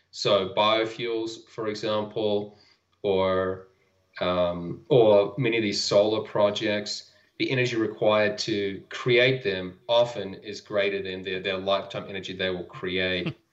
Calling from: Utah, United States; I'm calling in from Utah in the United States.

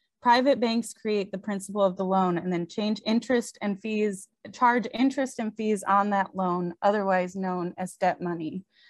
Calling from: Portland, Oregon, United States; I use they, them pronouns, and I'm calling in from Portland, Oregon, Cowlitz and Clackamas land.

